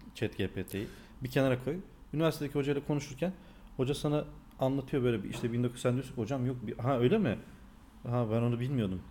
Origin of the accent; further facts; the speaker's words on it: North Macedonia; accent: Macedonian Turkish; ben Makedonyalıyım yani bizim konuştuğumuz bir Türkçe var ya